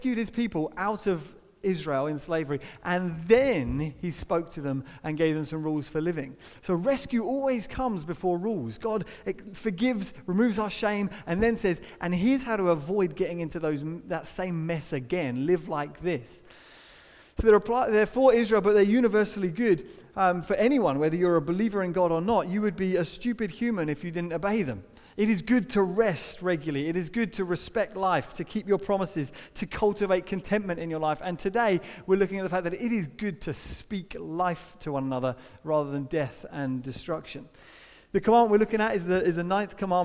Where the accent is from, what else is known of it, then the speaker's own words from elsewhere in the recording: United Kingdom; as British people